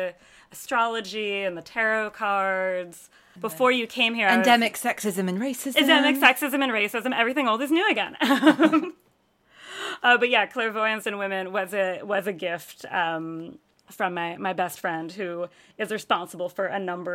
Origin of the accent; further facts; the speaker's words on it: Connecticut, United States; I grew up in Connecticut. I grew up in suburban Connecticut